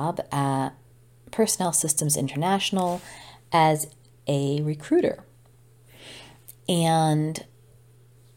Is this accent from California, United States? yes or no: no; Old Saybrook, Connecticut, United States; moved away as an adult; also born or lived in Boston; very, very close ties to friends at home in Old Saybrook